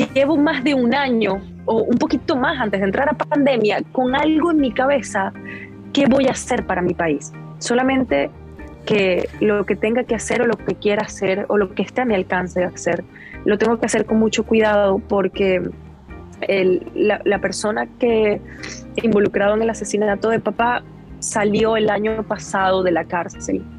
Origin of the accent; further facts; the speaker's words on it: Venezuela; moved away; also born or lived in Guatire; soy venezolana y yo vengo de ahí y esa es mi gente, ese es mi origen